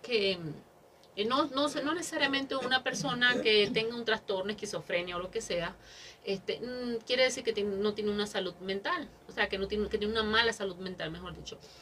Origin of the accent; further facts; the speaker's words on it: Mexico; somos mexicanos